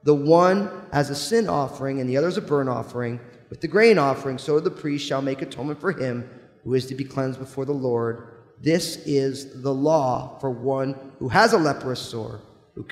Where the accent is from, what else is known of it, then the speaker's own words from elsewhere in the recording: New Jersey, United States; I grew up in New Jersey